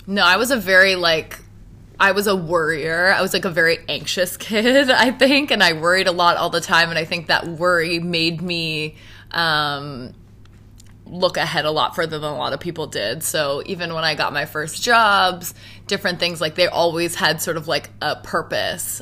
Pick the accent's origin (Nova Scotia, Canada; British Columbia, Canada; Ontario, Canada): Nova Scotia, Canada; Halifax; moved away as an adult; now in Toronto, Canada; I was born and raised in Halifax